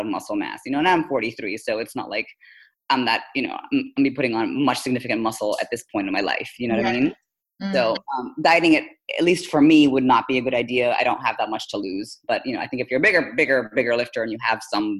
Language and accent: English; Philippines; moved away as an adult; also born or lived in India; now in United States; I'm actually Indian by nationality, by descent, but I was born and raised in the Philippines, came to the US for college, so that's probably why I sound so not like an Indian